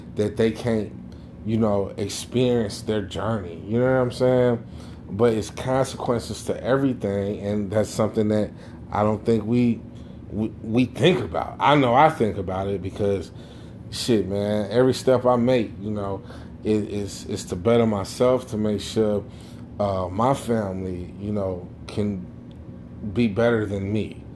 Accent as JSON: {"language": "English", "country": "Jamaica", "said": "me being Jamaican"}